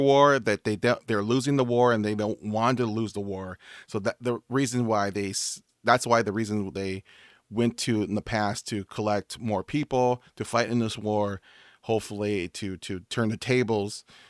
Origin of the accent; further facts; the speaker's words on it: United States; I'm American